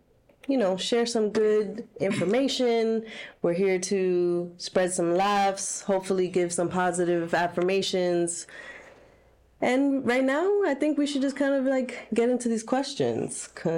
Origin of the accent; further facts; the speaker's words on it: Florida, United States; moved away; Listen, I'm from Florida.